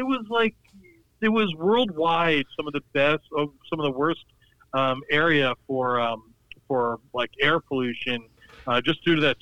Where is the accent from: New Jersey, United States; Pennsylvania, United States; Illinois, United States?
New Jersey, United States; Montvale; I grew up with him in Montvale.